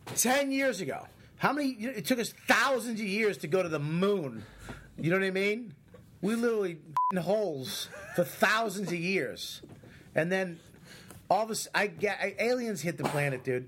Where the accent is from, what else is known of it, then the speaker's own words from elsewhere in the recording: Boston, Massachusetts, United States; I'm from Boston